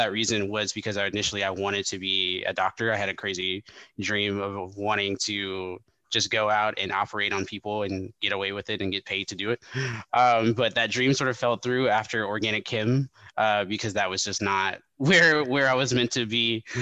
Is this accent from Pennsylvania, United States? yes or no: no; Memphis, Tennessee, United States; growing up in Memphis, Tennessee, and then coming from a variety of other places as well, um, and being just very well traveled because I come from a military family